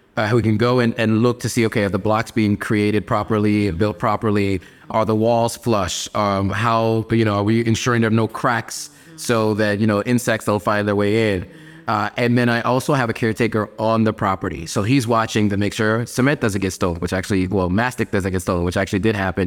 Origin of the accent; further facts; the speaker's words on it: Pennsylvania, United States; moved away as an adult; also born or lived in New York City, New York / Los Angeles, California; now in Accra, Ghana; when people ask me where I'm from, I always say Pennsylvania and New York. Like, New York was my home, but I spent more time in Pennsylvania than I did in New York.